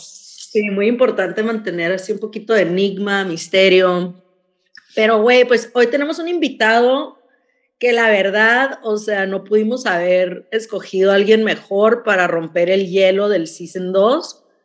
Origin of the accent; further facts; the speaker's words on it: Mexicali, Baja California, Mexico; now in San Diego, United States; Yo vivo en San Diego, las dos vivimos en San Diego, pero somos de Mexicali.